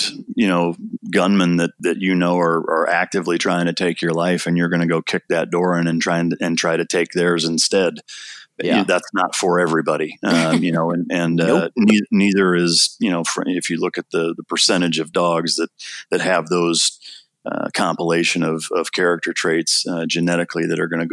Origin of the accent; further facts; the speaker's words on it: Iowa, United States; I grew up in Iowa, kind of a typical suburban / rural setting